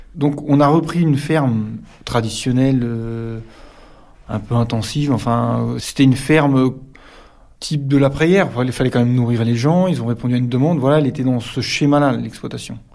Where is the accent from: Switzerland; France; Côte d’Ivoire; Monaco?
France; Calvados, near Villers-Bocage, Normandy; moved away as an adult; now in Perche, France; Je suis du Calvados, pas loin de Villers-Bocage